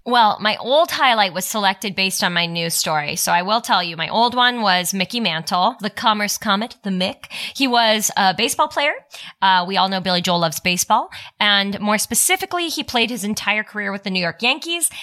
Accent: Toronto, Ontario, Canada; I'm from Toronto.

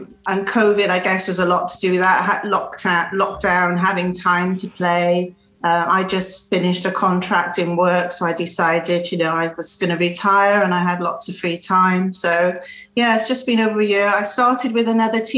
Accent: Cardiff, Wales, United Kingdom; now in Bristol, United Kingdom; from Cardiff, originally in Wales, in the UK. So I live in Bristol now

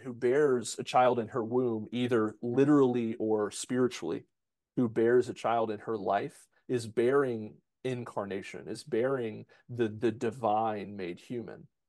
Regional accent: United States; we're American

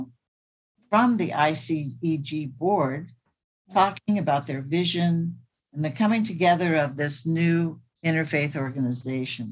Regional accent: Sacramento, California, United States; When I was growing up in South Sacramento, I got to see my mom volunteer at the food bank

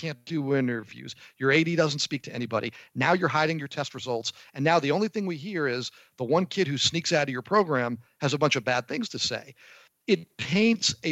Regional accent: New Jersey, United States; I grew up in New Jersey.

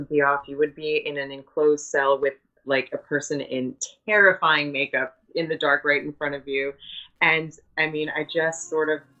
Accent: New York, United States; I'm also from New York

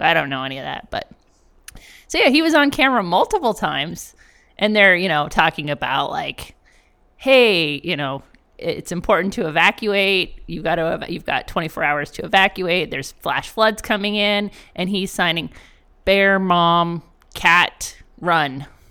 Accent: Canada; moved away; I am Canadian and I'm not black

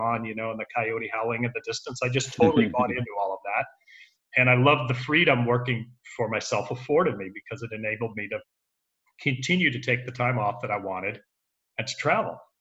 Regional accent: Southern California, United States; moved away as an adult; also born or lived in Santa Monica; now in Houston, United States; We were raised in Southern California

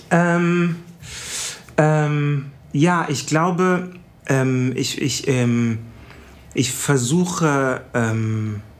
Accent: Kumasi, Ashanti, Ghana; Und ich erzähle, ich komme aus Ghana und es ist äh, Kumasi und das ist Kwamo. Kwamo ist ein Dorf in Kumasi

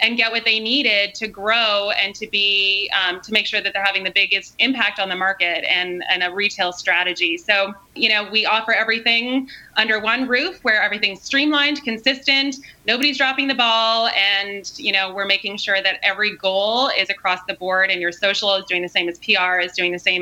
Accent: Canada; also born or lived in Australia; now in San Diego, United States; I'm originally Canadian, so Canada to Australia, ending up here.

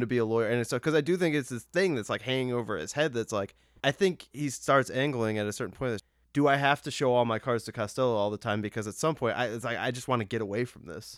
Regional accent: Massachusetts, United States; I'm not Irish, but, like, I am from Massachusetts.

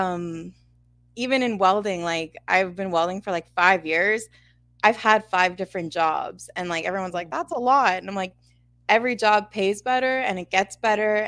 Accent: Winnipeg, Manitoba, Canada; I'm from Winnipeg, Manitoba, Canada. I kind of grew up a little bit outside the city, but I live inside the city now.

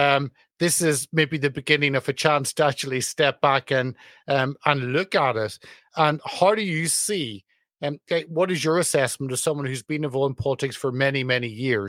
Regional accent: United Kingdom; as a Brit

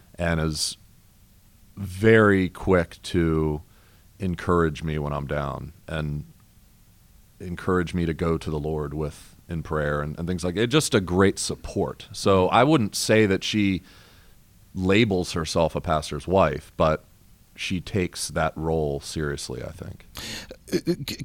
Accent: Maryland, United States; moved away; I'm originally from Maryland

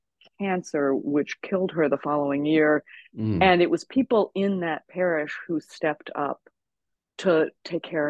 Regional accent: Arkansas, United States; I grew up in Arkansas

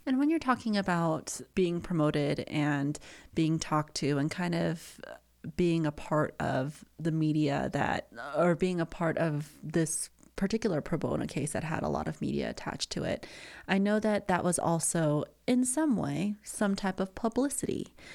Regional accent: Colorado, United States; I grew up in Colorado. I've been here since middle school all around, and my high school experience in Summit County

